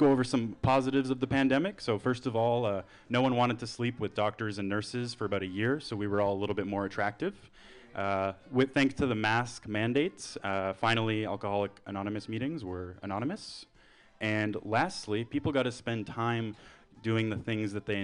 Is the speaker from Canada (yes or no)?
yes; Canada; moved away as an adult; now in San Francisco Bay Area, United States; I'm from Canada